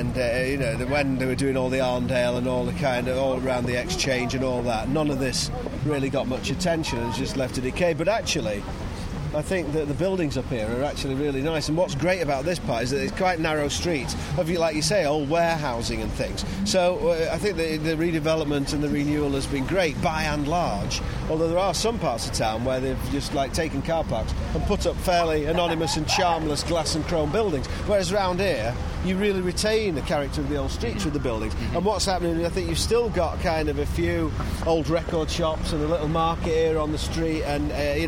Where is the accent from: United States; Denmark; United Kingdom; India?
United Kingdom; Bolton, North West England; now in Manchester, United Kingdom; I grew up in Bolton, only 11 miles away from here.